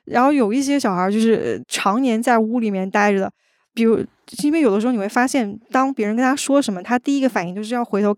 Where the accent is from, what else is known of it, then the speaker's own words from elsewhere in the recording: Northeast China, China; 我记得我上大学的时候有一次有一个事儿特别有意思，就我是东北人嘛，然后我要往那个黑龙江那边坐火车